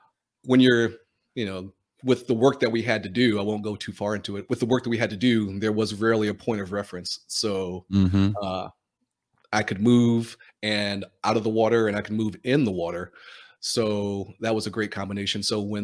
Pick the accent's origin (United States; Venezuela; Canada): United States; Philadelphia, Pennsylvania; I'm from Philadelphia and swam on the PDR swim team with Jim Ellis.